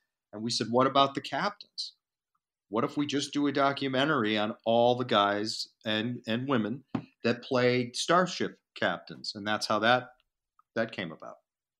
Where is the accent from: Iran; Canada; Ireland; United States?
United States; around New York; moved away as an adult; also born or lived in Hollywood; growing up around New York and watching it after school, and then went to college, became a film major, and eventually made my way out to Hollywood